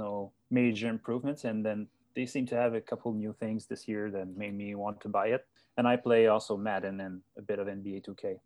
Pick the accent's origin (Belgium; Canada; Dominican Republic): Canada; Gatineau, Quebec; I'm from Gatineau, as you said. It's, uh, it's about ten minutes, I live about ten minutes from, uh, from downtown Ottawa